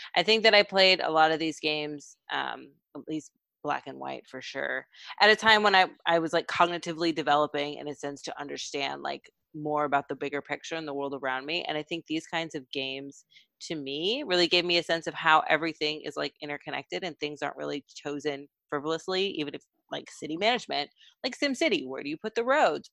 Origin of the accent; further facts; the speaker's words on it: Texas, United States; I'm from Texas